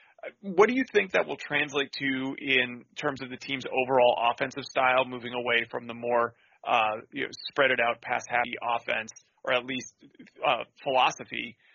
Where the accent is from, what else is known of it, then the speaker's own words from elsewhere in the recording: Fargo, North Dakota, United States; growing up in North Dakota, in Fargo, where the FCS powerhouse North Dakota State is.